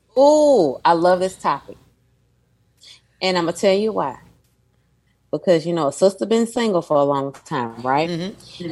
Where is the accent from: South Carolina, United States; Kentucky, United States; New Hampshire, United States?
Kentucky, United States; Louisville; my hometown of Louisville